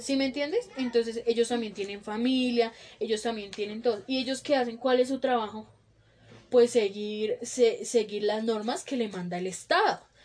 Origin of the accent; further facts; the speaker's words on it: Colombia; nosotros los colombianos